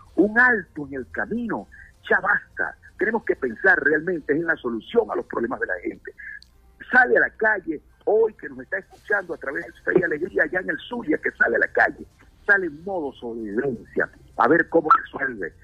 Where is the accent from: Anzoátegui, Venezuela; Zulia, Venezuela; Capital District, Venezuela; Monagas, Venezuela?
Anzoátegui, Venezuela; yo vengo de un Estado petrolero, yo soy del Estado Anzuate, en el pleno corazón de la faja petrolífera de del Orinoco